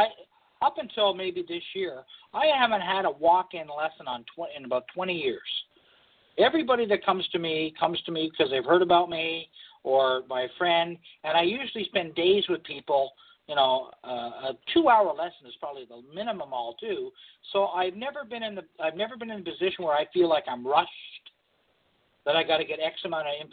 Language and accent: English; Oakville, Ontario, Canada; we're both from Oakville